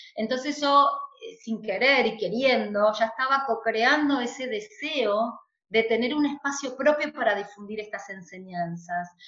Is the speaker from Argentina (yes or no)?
yes; Argentina; Nosotros en Argentina